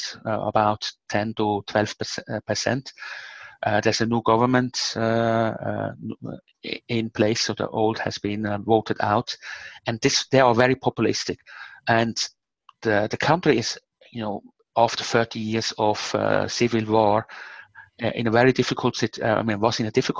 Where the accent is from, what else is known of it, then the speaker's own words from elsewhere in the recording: Switzerland; I'm from Switzerland, and Switzerland is probably the most democratic country on the planet